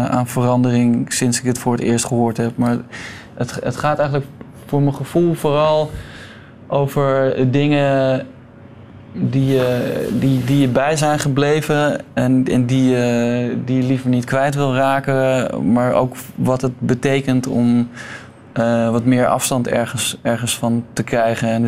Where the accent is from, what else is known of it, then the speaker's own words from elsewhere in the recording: Utrecht, Netherlands; vlakbij waar ik geboren ben. In, waar is dat? In Utrecht.